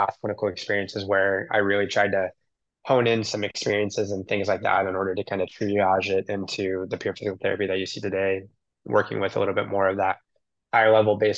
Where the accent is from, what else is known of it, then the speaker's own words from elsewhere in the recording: Southern California, United States; moved away; also born or lived in the South / New York City; growing up in Southern California, it's a certain way of life